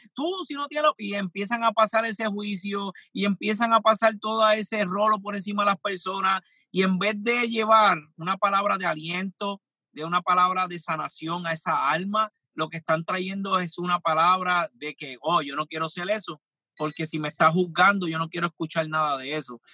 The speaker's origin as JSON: {"language": "Spanish", "country": "Puerto Rico", "said": "yo soy de Puerto Rico"}